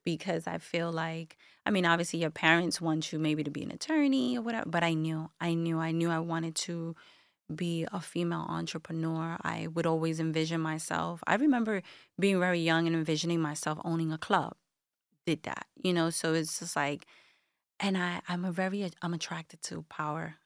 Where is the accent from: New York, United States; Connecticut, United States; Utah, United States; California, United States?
New York, United States; New York City; Bushwick, Brooklyn, born and raised